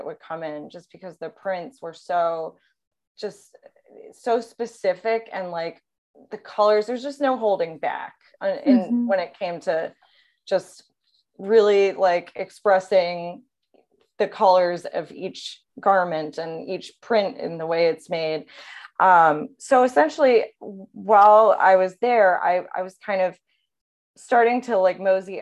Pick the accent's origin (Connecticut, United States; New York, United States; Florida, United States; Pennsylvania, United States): New York, United States; New York City; moved away as an adult; also born or lived in Los Angeles, United States; now in St. Louis, United States; I am originally born and raised in the New York City area, but I have been in St. Louis for about 5 years now, so I consider it my home